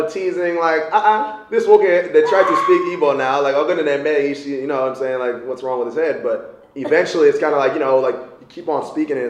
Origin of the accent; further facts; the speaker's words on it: United States; But yeah, I can speak my language. Even though I was born in the United States, I was born out here.